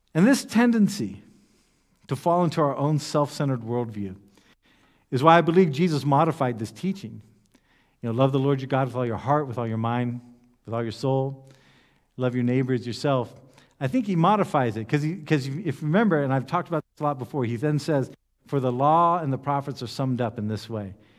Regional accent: United States; among ourselves in the U S Baptists

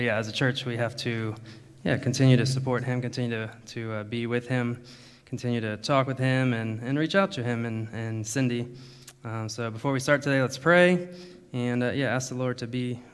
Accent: United States; moved away as an adult; also born or lived in Thailand; now in Germany; I'm from America

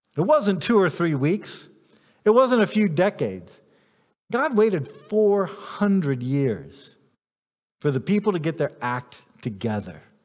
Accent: United States; I'm an American

